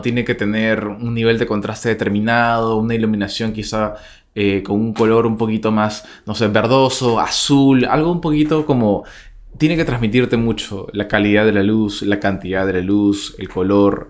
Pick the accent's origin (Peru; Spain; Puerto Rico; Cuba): Peru; nosotros como peruanos o como latinoamericanos en general